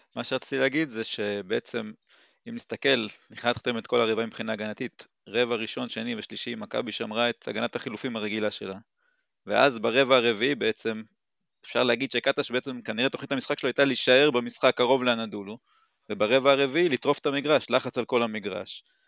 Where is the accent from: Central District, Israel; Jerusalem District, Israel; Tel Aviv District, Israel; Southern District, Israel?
Southern District, Israel; Timorim; אני בן 41, ממושב תימורים